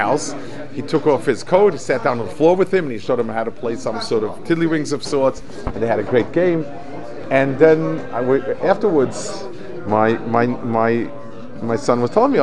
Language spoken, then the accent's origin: English; United States